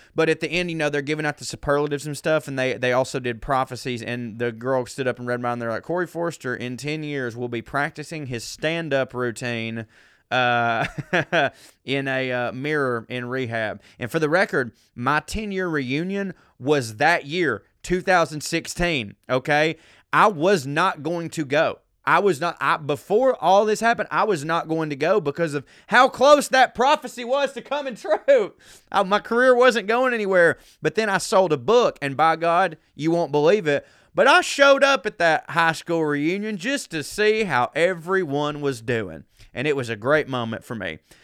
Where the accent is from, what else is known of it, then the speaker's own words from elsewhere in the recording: the South, United States; I grew up a man in the South